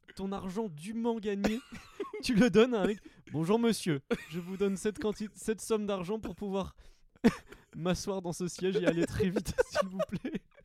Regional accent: Montpellier, Occitania, France; je suis de Montpellier

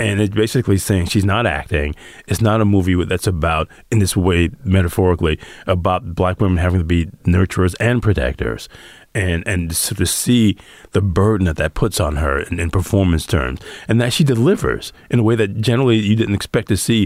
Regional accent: Detroit, Michigan, United States; growing up in Detroit

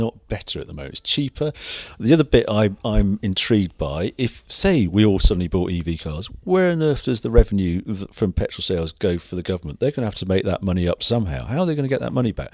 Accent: Birkenhead, North West England, United Kingdom; accent: Scouse; moved away; I was brought up in Birkenhead, so I'm scouse

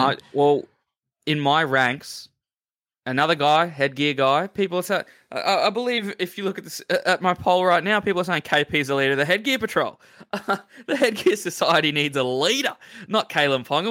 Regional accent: Queensland, Australia; I'm a Queenslander

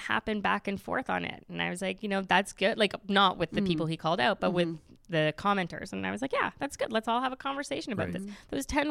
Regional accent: Canada; I'm totally Canadian.

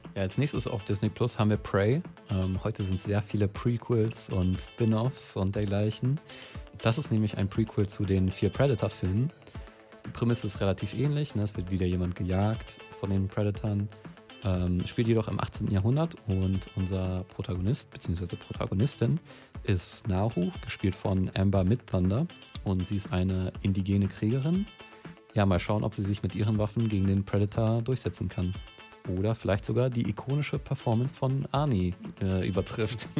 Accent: near Recklinghausen, North Rhine-Westphalia, Germany; Recklinghausen ist von meiner Heimat auch gar nicht mal so weit weg. Ich glaube, es sind 20, 30 Minuten

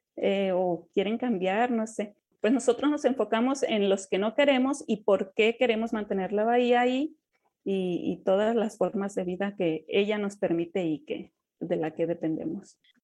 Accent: Yoreme people, Yoreme territory, Mexico; como pueblo Lloreme, pues nos conocíamos y pues convivimos, vamos y venimos de pueblos en pueblos

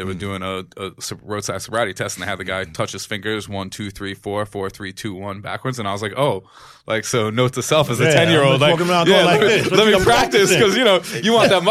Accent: Teaneck, New Jersey, United States; I grew up in Teaneck

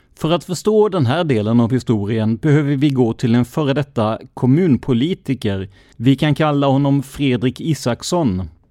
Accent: Karlskrona, Blekinge, Sweden; Min hemkommun blir bara mer och mer religiös

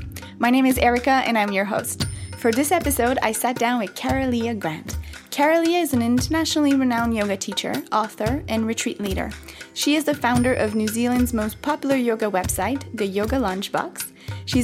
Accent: Canada; I'm Canadian

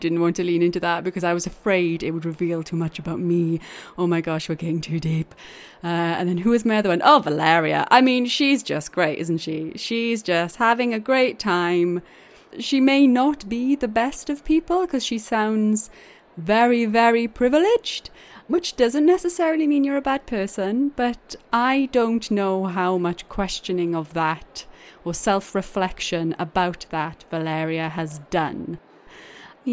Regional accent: Wales, United Kingdom; accent: Welsh; Welsh accented people

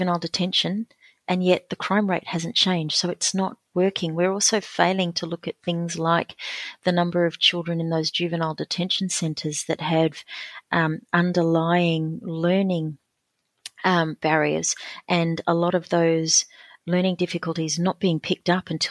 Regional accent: Alice Springs, Northern Territory, Australia; born or raised there

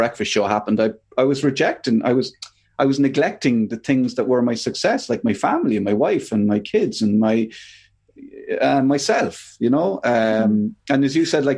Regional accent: Ireland; there was a lot of domestic violence growing up in Ireland

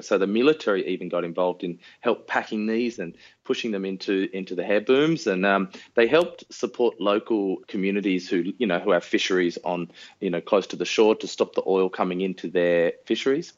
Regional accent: Sydney, New South Wales, Australia; we grew up uh, northwest of Sydney

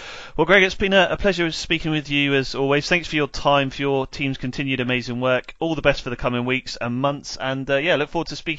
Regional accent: Netley Abbey, South East England, United Kingdom; growing up in Netley Abbey.

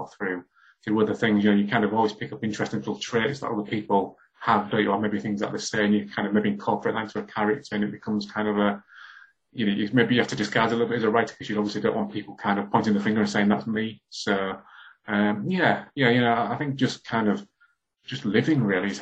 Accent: Hull, Yorkshire and the Humber, United Kingdom; when I was growing up in Hull in the 80s

